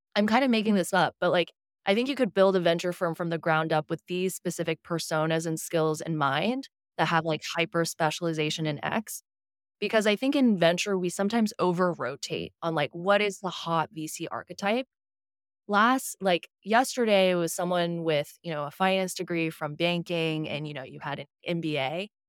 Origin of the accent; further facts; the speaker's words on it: Houston, Texas, United States; moved away as an adult; also born or lived in Shanghai, China / New York; now in San Francisco, United States; I was born in Shanghai, I grew up in Houston.